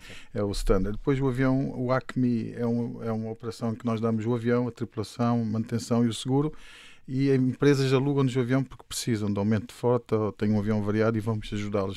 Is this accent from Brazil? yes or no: no; Luanda, Luanda Province, Angola; moved away as an adult; now in Portugal; Eu nasci em Luanda e quando fiz 18 anos vim para, para Portugal